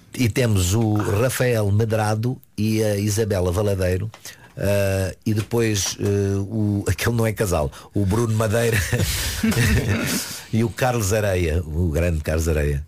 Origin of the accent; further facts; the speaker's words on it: Dundo, Lunda Norte, Angola; now in Portugal; Eu nasci em Angola. Sou de Angola.